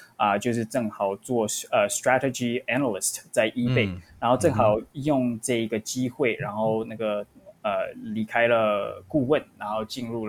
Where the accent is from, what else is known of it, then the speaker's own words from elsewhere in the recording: Vancouver, British Columbia, Canada; moved away as an adult; now in United States; 我是从温哥华来到美国，然后先来这边是读大学的，然后我在大学的时候是读 UCLA，然后之后毕业之后就找到一个工作，正好有一个机会，然后来到矽谷。